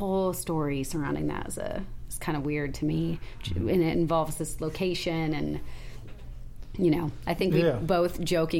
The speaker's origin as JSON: {"language": "English", "town": "Calabasas", "region": "California", "country": "United States", "tie": "born or raised there"}